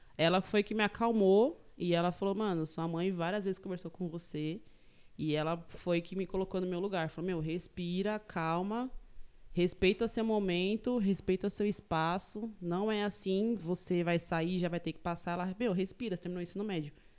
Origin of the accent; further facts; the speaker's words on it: Taboão da Serra, São Paulo, Brazil; also born or lived in São Sebastião, São Paulo; Eu nasci em São Sebastião, no litoral norte de São Paulo. É, e aí, meu, depois eu vim pra região do Taboão da Serra, zona sul de São Paulo. E faz vinte e tantos, 23 anos que eu moro aqui em Taboão